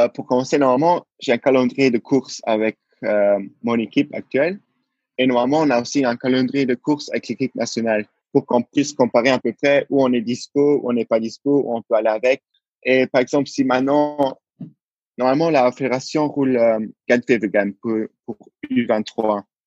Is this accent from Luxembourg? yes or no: yes; Luxembourg; je suis né au Luxembourg. Donc, mais euh, au début, je n'avais pas la nationalité luxembourgeoise, alors je l'ai prise. Et depuis, je, depuis ma naissance jusqu'à mes 21 ans, euh, je vis au Luxembourg.